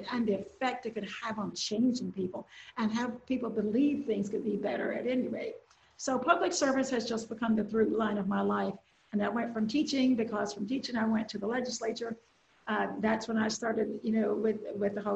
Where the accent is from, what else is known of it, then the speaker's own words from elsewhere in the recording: Willisville, Arkansas, United States; I grew up in Nevada County, one of our smaller counties in Southwest Arkansas, actually. And the town I grew up in, the little community, is called Willisville.